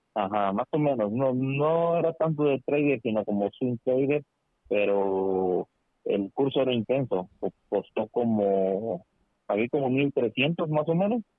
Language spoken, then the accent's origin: Spanish; Veracruz, Mexico; now in Delaware, United States; soy de Veracruz, pero yo resido acá en el estado de Delaware, en Estados ah, Unidos.